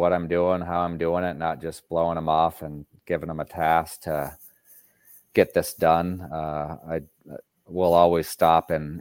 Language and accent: English; Rome, New York, United States; now in Maine, United States; 20 minutes from where I grew up in Rome